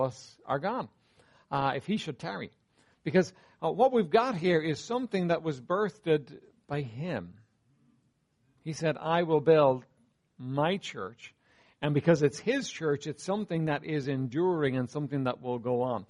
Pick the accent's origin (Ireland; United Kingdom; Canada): Ireland; Dublin, Leinster; I was raised here in Dublin, raised in Walkinstown, not far from here.